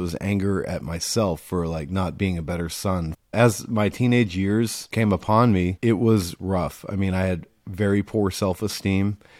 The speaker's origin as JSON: {"language": "English", "town": "Rutland", "region": "Massachusetts", "country": "United States", "tie": "born or raised there", "said": "I grew up in, uh, small town Massachusetts, a small town called, uh, Rutland, New England"}